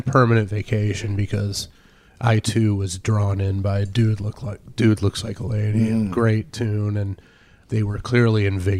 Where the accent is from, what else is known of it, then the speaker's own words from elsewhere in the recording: Detroit, Michigan, United States; growing up in Detroit in the 70s